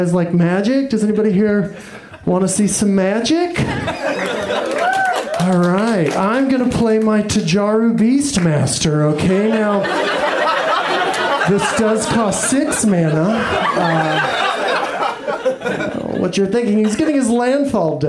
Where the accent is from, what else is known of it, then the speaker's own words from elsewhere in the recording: Texas, United States; I am from Texas